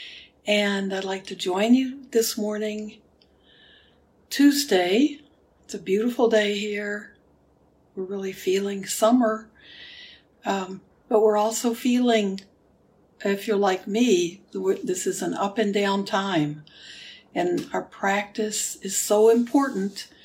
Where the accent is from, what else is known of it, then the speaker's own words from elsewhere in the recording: Houston, Texas, United States; moved away; Houston where I grew up, where I was born. So my hometown